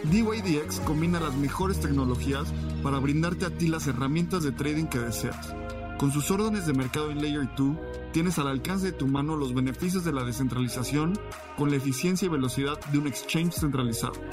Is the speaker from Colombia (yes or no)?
yes; Colombia; now in United States; yo soy colombiana, yo eh, viviendo en Estados Unidos